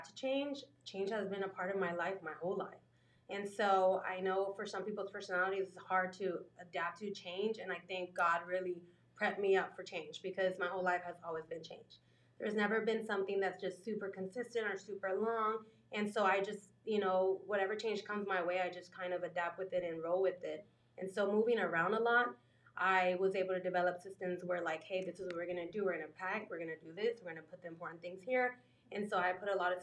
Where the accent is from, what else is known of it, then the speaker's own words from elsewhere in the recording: San Antonio, Texas, United States; moved away as an adult; I was raised here in San Antonio, Texas